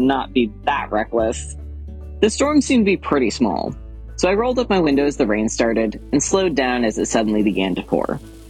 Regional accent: San Antonio, Texas, United States; moved away as an adult; now in Massachusetts, United States; So I moved up to Massachusetts from Texas for school several years ago.

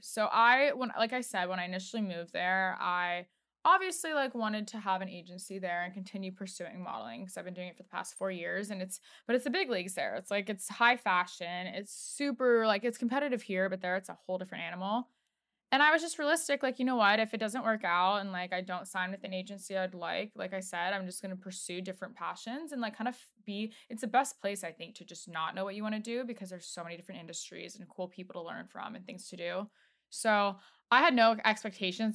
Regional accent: Washington, District of Columbia, United States; also born or lived in Los Angeles; now in New York, United States; I know we're both from D C

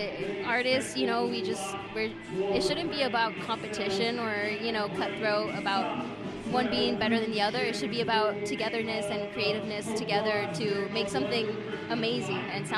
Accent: Escondido, California, United States; now in Temecula, United States; Well, I'm from Temecula.

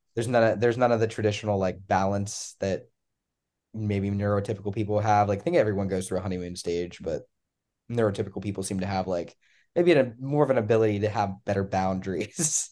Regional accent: Pennsylvania, United States; now in North Carolina, United States; I'm from Pennsylvania originally

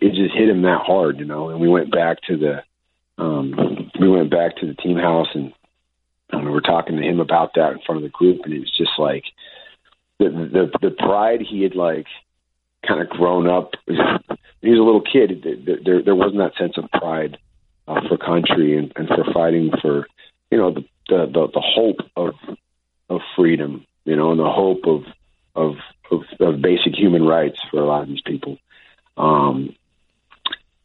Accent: United States; I was born in America

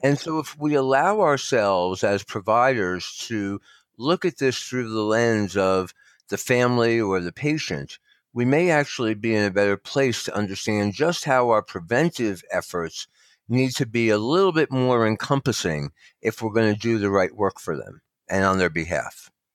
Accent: New Jersey, United States; also born or lived in Northern Nevada; now in Nevada, United States; I'm from New Jersey originally

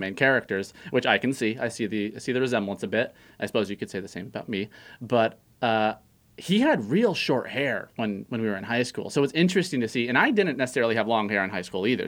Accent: Santa Clarita, California, United States; moved away; I'm from Canyon Country, California.

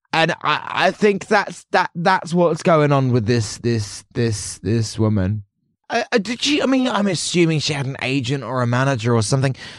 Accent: Portsmouth, South East England, United Kingdom; growing up in Hampshire, um, Portsmouth

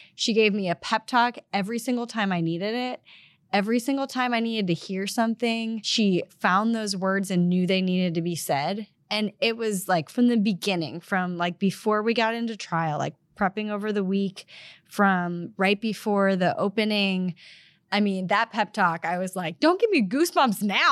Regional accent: Missouri, United States; I'm from Missouri

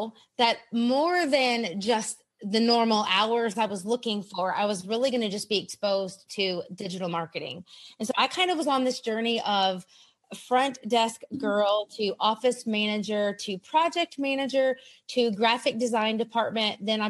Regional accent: South Carolina, United States; also born or lived in Europe; We were a military family. We lived all over America, Europe. Back now I'm in South Carolina in my hometown.

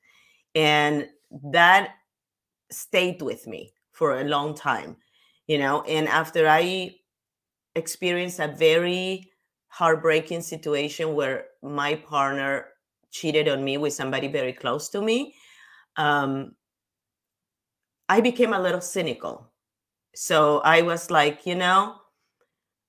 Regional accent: Peru; moved away; I come from Peru

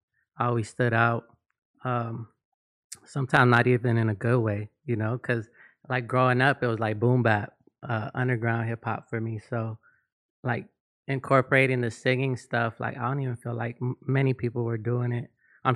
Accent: North Hollywood, California, United States; also born or lived in East Los Angeles / Chicago; Yeah, I was born in East LA, but raised in NoHo.

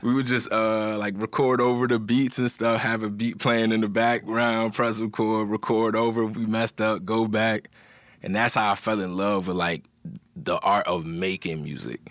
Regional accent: Montgomery County, Maryland, United States; I'm from Maryland

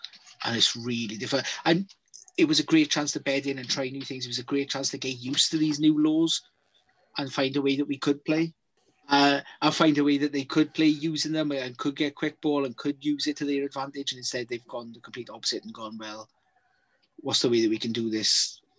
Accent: Wales, United Kingdom; I'm Welsh.

